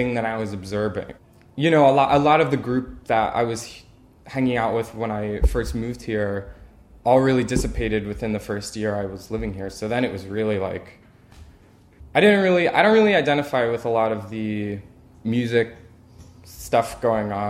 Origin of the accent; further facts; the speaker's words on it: Lancaster County, Pennsylvania, United States; moved away as an adult; also born or lived in New York; now in Philadelphia, United States; I grew up in Lancaster County